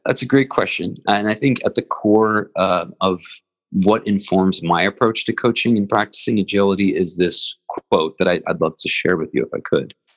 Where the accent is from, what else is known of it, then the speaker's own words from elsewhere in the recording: Philadelphia, Pennsylvania, United States; as a Philadelphian